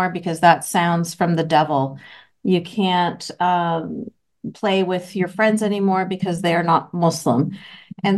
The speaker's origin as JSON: {"language": "English", "town": "Vancouver", "region": "British Columbia", "country": "Canada", "tie": "born or raised there", "said": "I was born and raised in Vancouver, Canada"}